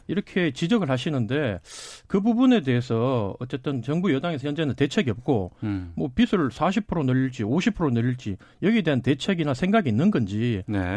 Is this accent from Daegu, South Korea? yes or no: yes; Daegu, South Korea; 사실 제 고향이 대구인데